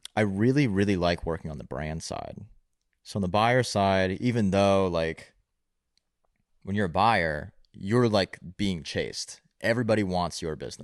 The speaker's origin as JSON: {"language": "English", "town": "Raleigh", "region": "North Carolina", "country": "United States", "tie": "born or raised there", "said": "I was born in Raleigh, North Carolina"}